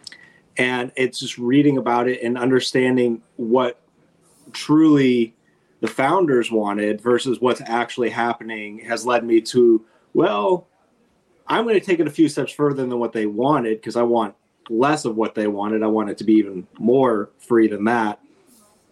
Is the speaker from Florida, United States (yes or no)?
no; California, United States; now in Covington, United States; I'm from California originally